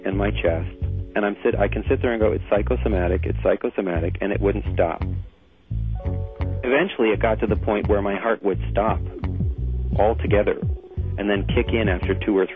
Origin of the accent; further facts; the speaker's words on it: Canada; I'm from Canada